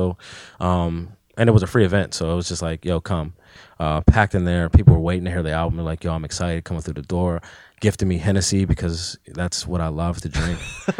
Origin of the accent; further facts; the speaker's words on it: McKeesport, Pennsylvania, United States; So, and then when I grew up in McKeesport, I stayed in Crawford Village, which is like notorious for being one of the worst parts in the city, really.